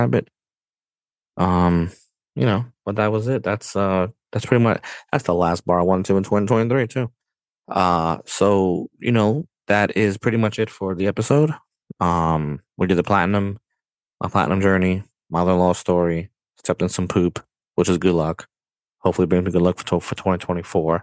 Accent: New York City, New York, United States; I'm from New York, bro. I was born and raised here

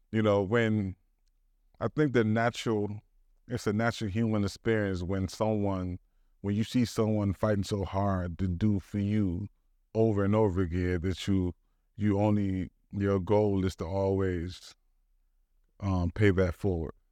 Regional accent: Detroit, Michigan, United States; born or raised there; also born or lived in Southfield, Michigan

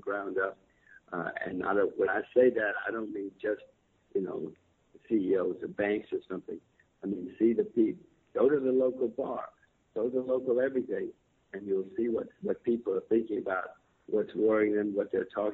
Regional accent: United States; I'm an American citizen, American voter.

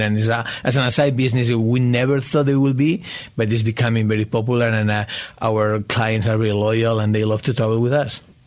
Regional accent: Spain; now in United States; I'm originally from Spain

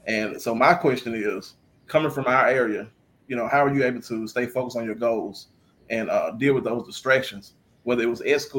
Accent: Coldwater, Mississippi, United States

